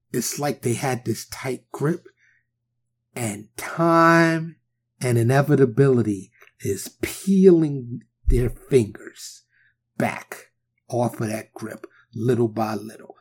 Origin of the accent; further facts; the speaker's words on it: New York City, New York, United States; I growing up in New York. Even though I grew up in the hood, in Harlem, in the Bronx